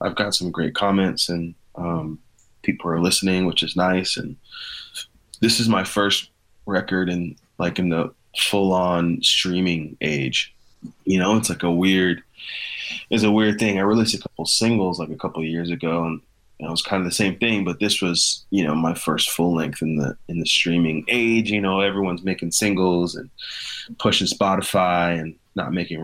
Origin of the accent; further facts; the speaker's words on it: Missouri, United States; also born or lived in Nashville, Tennessee; now in Phoenix, United States; growing up in Missouri